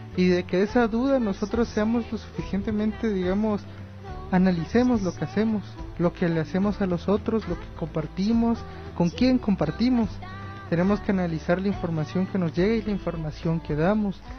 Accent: Guatemala; como guatemaltecos

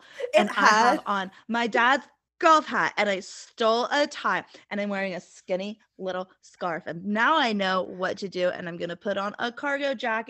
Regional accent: Appalachian South, United States; I grew up in the Appalachian South.

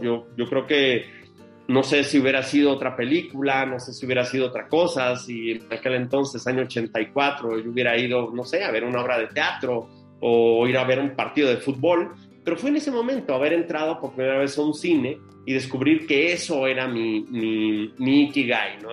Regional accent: Mexico City, Mexico; en el año 74, cuando nazco en la Ciudad de México. Y pues crezco en ese entorno, ¿no? De, niños de barrio, entorno complicado, entorno duro. Yo soy de La Guerrero

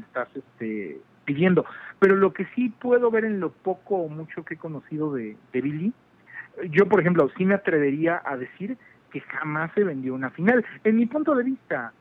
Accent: Mexico; yo vengo de México

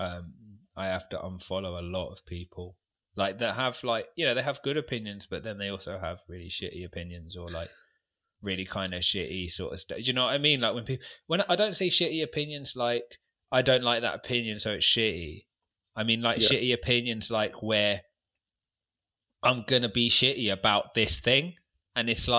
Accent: London, United Kingdom; I'm from London

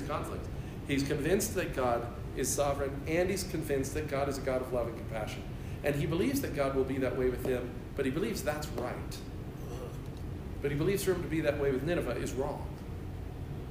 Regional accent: United States; American Christians

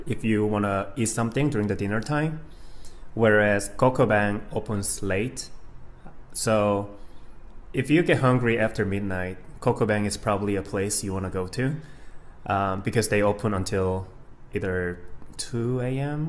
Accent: Gwangyang, South Jeolla, South Korea; moved away as an adult; now in United States; I'm actually from a small town called Gwangyang in Korea

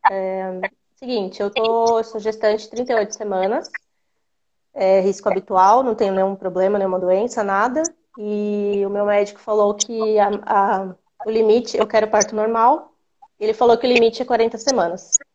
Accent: Araras, São Paulo, Brazil; Araras, São Paulo, interior.

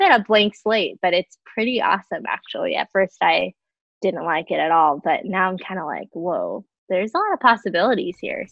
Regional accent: Chicago, Illinois, United States; moved away as an adult; now in Minneapolis, United States; I grew up in Chicago.

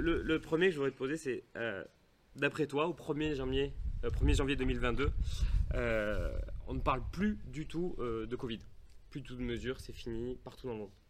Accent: Toulouse, Occitania, France; on est bien de Toulouse

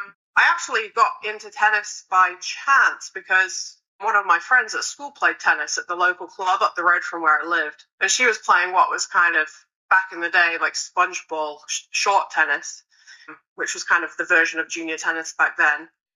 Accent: Harrogate, Yorkshire and the Humber, United Kingdom; moved away as an adult; also born or lived in Los Angeles, United States; now in Indian Wells, United States; I'm originally from Harrogate, if anyone's heard of that.

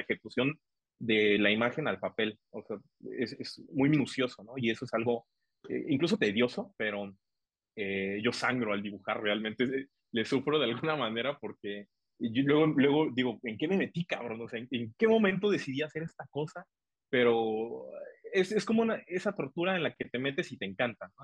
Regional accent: Tuxtla Gutiérrez, Chiapas, Mexico; siendo chiapaneco, siendo tuxtleco

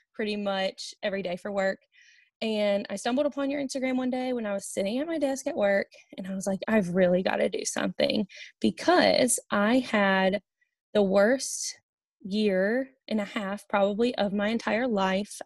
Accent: Olive Branch, Mississippi, United States; moved away as an adult; also born or lived in Hattiesburg, Mississippi / Oxford, Mississippi; now in Cincinnati, United States; I am from Olive Branch, Mississippi.

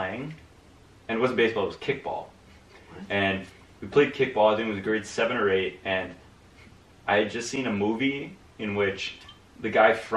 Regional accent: Ontario, Canada; I'm from Ontario.

